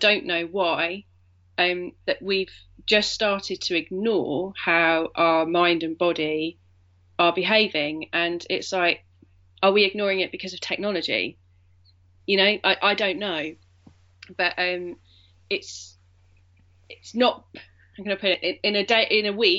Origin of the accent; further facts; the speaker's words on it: Yorkshire and the Humber, United Kingdom; I was born in Yorkshire.